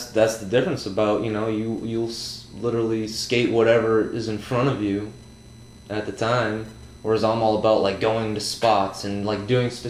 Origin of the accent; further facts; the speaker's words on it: New England, United States; we're both from New England